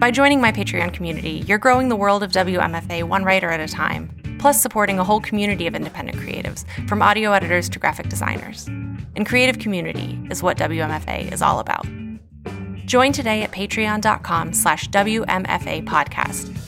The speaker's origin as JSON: {"language": "English", "region": "West Virginia", "country": "United States", "tie": "born or raised there", "said": "my home state and of Appalachia"}